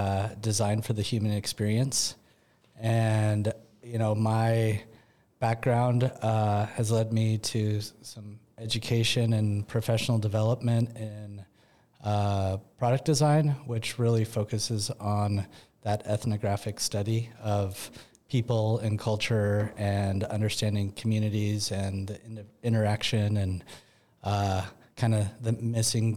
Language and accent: English; the Northwest, Pacific Northwest, United States; We grew up in the Northwest around water.